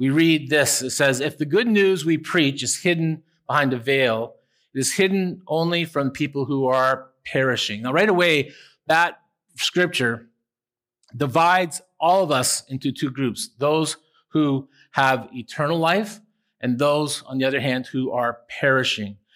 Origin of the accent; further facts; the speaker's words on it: Owen Sound, Ontario, Canada; Down a couple of houses from where I grew up in Owen Sound was a little guy maybe three years old named Stevie Wilson.